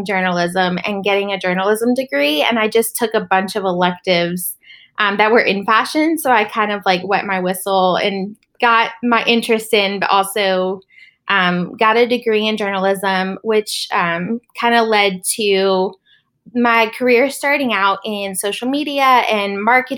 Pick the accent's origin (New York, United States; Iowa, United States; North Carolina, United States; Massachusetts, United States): North Carolina, United States; Charlotte; I was born and raised in Charlotte, North Carolina